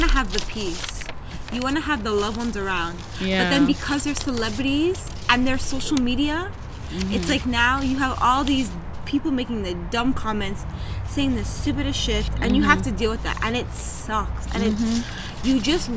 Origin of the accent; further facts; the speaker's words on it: Toronto, Ontario, Canada; accent: Toronto; A lot of people in Toronto come from the Caribbean, mm-hmm. right? So part of our accent or the way we talk mm-hmm. is based off that culture, that slang